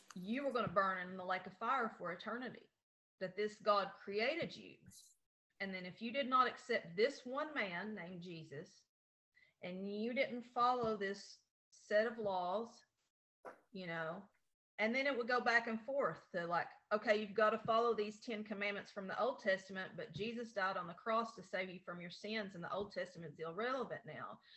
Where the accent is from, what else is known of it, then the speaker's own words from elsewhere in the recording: Appalachia, United States; in my hometown, there's 1,500 people right now